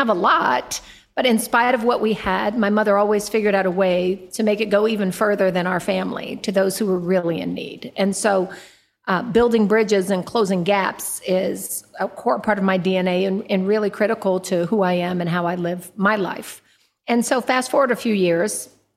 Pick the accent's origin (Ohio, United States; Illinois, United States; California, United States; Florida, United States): California, United States; Oakland; I was born in East Oakland, California.